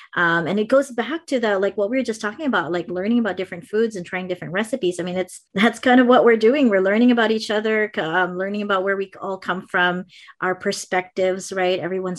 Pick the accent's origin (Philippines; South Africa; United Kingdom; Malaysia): Philippines; now in California, United States; I still have my Filipino culture kind of deeply embedded in me, no matter how much people say, well, but you don't have an accent, or, you know, like, they don't believe that I grew up there, but I really did.